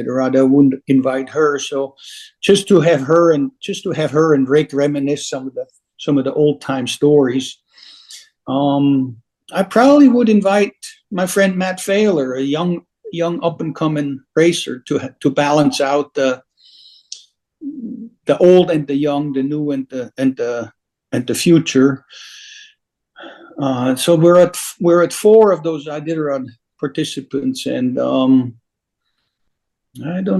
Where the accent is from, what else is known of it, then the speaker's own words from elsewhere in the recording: Switzerland; now in Alaska, United States; I was born, as you might know, born and raised in Switzerland.